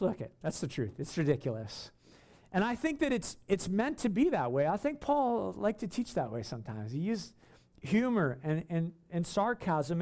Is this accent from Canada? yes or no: yes; Canada; before I'm a Canadian, I'm a Christian